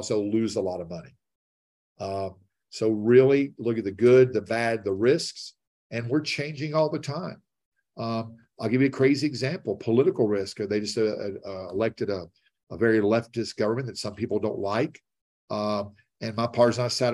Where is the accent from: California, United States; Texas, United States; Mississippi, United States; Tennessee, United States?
Tennessee, United States; Nashville; I'm from Nashville